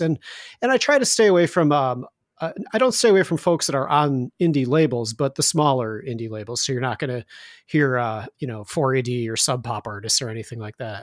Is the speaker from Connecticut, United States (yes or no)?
no; Chicago, Illinois, United States; also born or lived in Indiana; now in Chicago, United States; I'm originally from Chicago, and then I wound up moving back to Chicago.